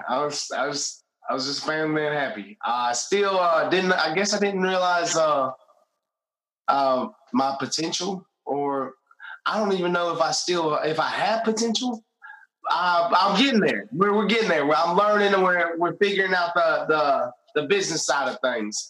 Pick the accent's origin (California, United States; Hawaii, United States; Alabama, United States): Alabama, United States; Greensboro; I grew up in a small, small, small town, uh, Greensboro, Alabama.